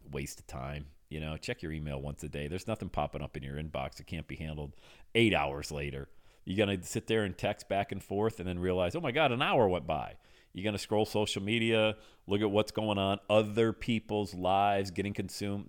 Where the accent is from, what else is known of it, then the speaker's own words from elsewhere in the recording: Western Pennsylvania, United States; I grew up in Western Pennsylvania